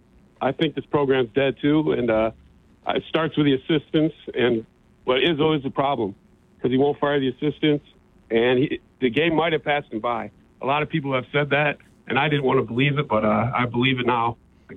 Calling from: Holt, Michigan, United States; from Holt.

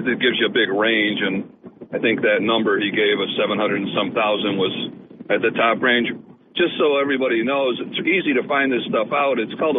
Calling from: Port Dickinson, New York, United States; It's … from Port Dickinson.

